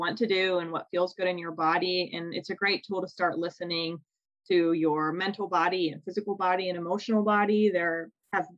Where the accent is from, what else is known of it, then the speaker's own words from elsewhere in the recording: Loveland, Ohio, United States; moved away; my hometown of Loveland, Ohio